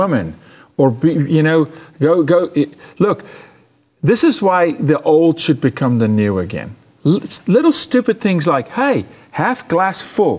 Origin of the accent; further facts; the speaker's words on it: South Africa; moved away as an adult; also born or lived in Canada; Remember, I'm from South Africa. Lived the majority of my life under apartheid.